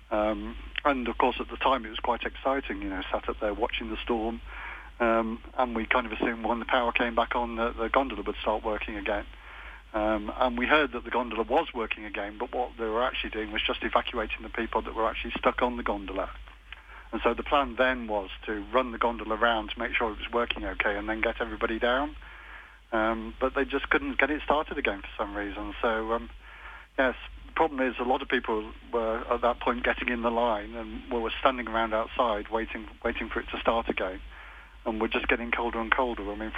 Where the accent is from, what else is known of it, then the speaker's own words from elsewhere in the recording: Stratford-upon-Avon, West Midlands, United Kingdom; We're from Stratford-on-Avon in England